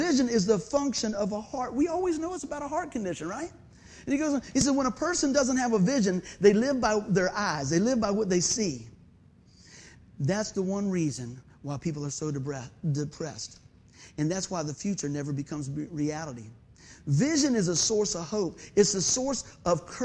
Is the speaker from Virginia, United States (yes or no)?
yes; Hampton, Virginia, United States; growing up in Buckrow